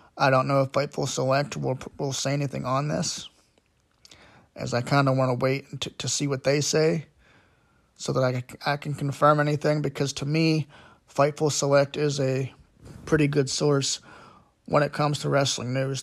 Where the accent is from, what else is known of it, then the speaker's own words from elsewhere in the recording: Pittsburgh, Pennsylvania, United States; I am from Pittsburgh, P